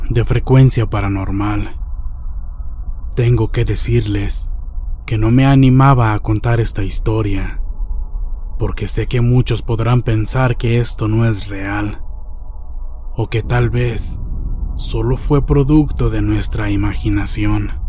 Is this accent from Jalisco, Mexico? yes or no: yes; Jalisco, Mexico; Nosotros somos originarios de Jalisco